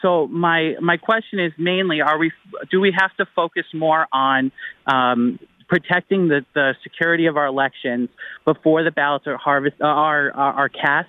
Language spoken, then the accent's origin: English; Long Island, New York, United States